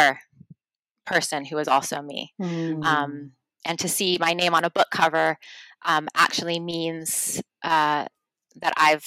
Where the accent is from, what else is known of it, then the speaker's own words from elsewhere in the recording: New York, United States; moved away as an adult; now in United Kingdom; my hometown and to New Yorkers